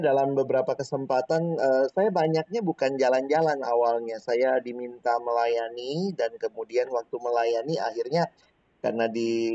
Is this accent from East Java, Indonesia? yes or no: no; Makassar, South Sulawesi, Indonesia; now in Jakarta, Indonesia; saya lahir dan besar di kota Makassar